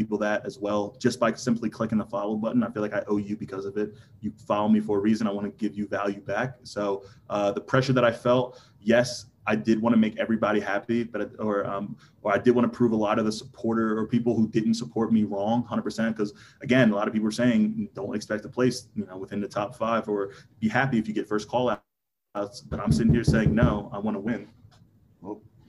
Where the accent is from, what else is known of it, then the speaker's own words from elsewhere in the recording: New Jersey, United States; also born or lived in King of Prussia, Pennsylvania; it's an hour to where we were from, South Jersey